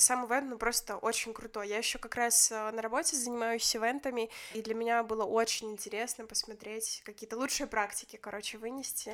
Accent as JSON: {"language": "Russian", "town": "Grodno", "region": "Grodno Region", "country": "Belarus", "said": "я же из Гродно"}